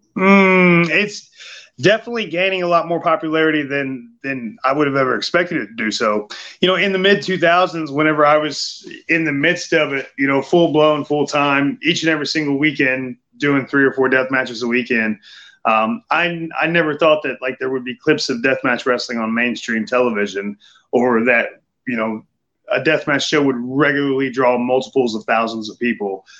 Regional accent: Midwest, United States; growing up in the Midwest

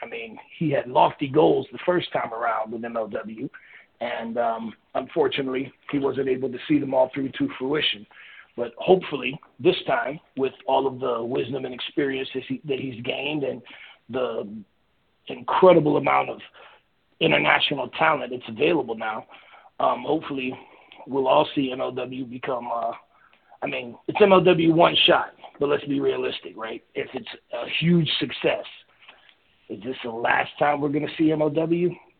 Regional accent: Miami, Florida, United States; I'm from Miami

